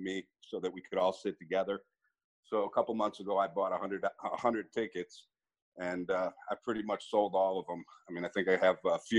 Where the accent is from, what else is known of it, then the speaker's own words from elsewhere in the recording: Cleveland, Ohio, United States; now in Phoenix, United States; I'm from Cleveland originally.